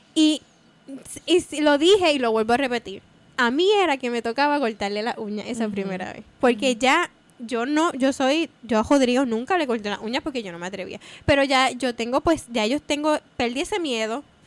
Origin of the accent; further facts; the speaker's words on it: Puerto Rico; moved away as an adult; salí de Puerto Rico